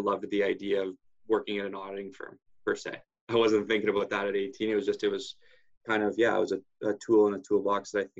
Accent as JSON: {"language": "English", "town": "Barrie", "region": "Ontario", "country": "Canada", "tie": "born or raised there", "said": "Was raised in the Barrie, Ontario area"}